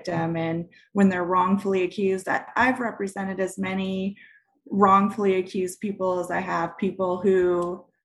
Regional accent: Montana, United States; I grew up in Montana

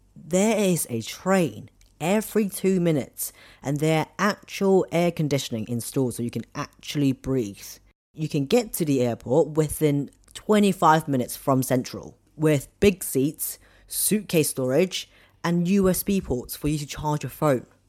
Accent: Hong Kong; I'm from Hong Kong

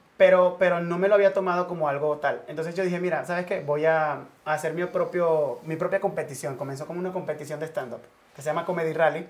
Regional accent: Cumaná, Sucre, Venezuela; moved away as an adult; now in Madrid, Spain; en Venezuela, en Cumaná, donde, de donde yo soy

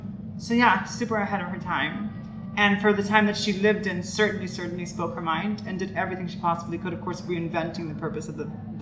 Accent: Miami, Florida, United States; I am a trans actress and activist from South Florida, born and raised in Miami.

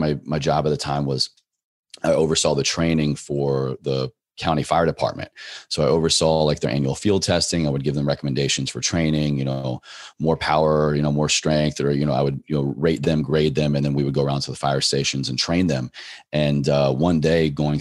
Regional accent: Virginia, United States; drove back home to my home state of Virginia

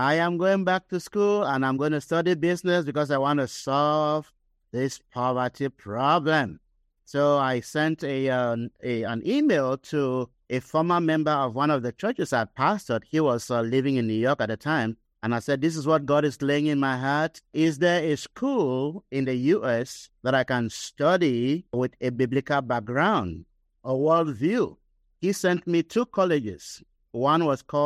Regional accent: Cameroon; moved away as an adult; also born or lived in Nigeria; I was born and raised in Cameroon, West Africa, which is close to Nigeria

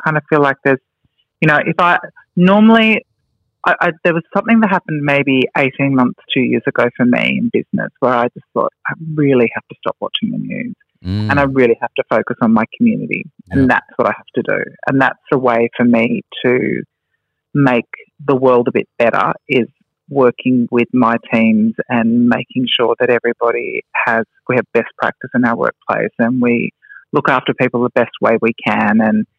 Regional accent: Melbourne, Victoria, Australia; now in Sydney, Australia; No. I moved to Sydney from Melbourne.

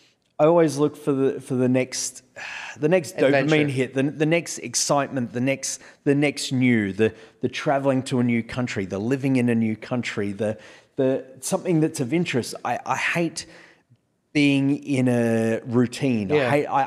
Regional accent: Australia; accent: Australian; Well, the thing is that with my accent, my accent is not a typically thick Australian accent because I don't talk like I'm talking through my nose.

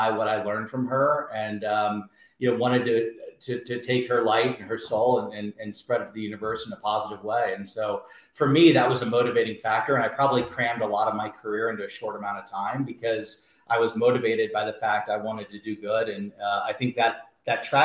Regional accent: Indianapolis, Indiana, United States; also born or lived in Alabama; I grew up in a town called Indianapolis, Indiana

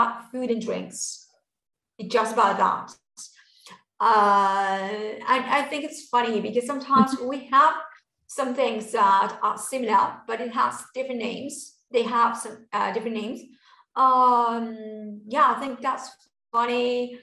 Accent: Buenos Aires, Argentina; I'm from Buenos Aires and I say sho

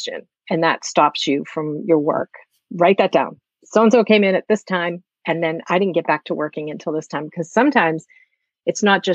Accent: Massachusetts, United States; I'm from Massachusetts, just like Brian

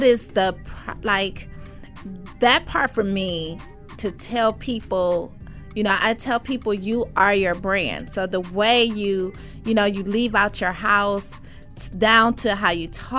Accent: New York City, New York, United States; now in Detroit, United States; I'm a Brooklyn girl. Bed-Stuy

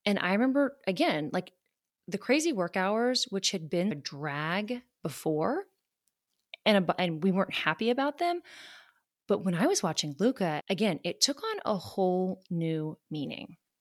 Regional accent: Charleston, South Carolina, United States; moved away as an adult; also born or lived in Georgia / Washington, District of Columbia, United States; I grew up in Charleston, South Carolina

